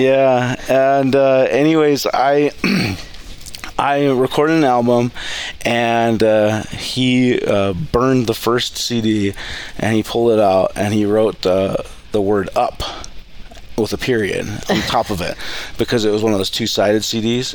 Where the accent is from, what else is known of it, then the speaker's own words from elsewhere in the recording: Cleveland, Ohio, United States; now in Coeur d'Alene, United States; I grew up on a farm right outside of Cleveland